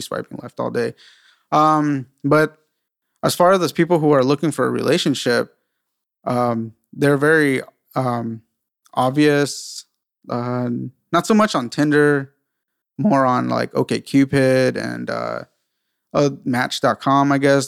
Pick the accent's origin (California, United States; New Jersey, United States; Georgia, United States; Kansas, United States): California, United States; San Diego; also born or lived in South Carolina; I'm originally from San Diego as well